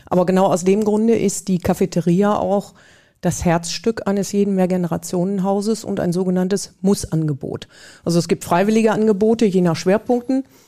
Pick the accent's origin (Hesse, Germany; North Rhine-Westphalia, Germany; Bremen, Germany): North Rhine-Westphalia, Germany; Bad Sassendorf; Ich bin hier in der Gemeinde Bad Sassendorf aufgewachsen, mit dem Kirchturm groß geworden